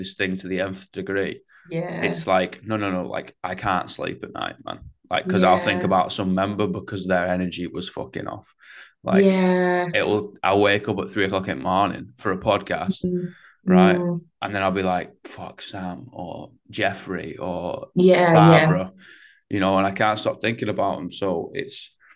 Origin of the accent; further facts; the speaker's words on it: Manchester, North West England, United Kingdom; accent: Manc; my Manc accent